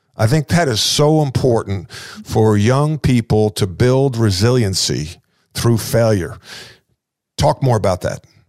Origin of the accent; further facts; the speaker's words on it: Long Island, New York, United States; I'm from Long Island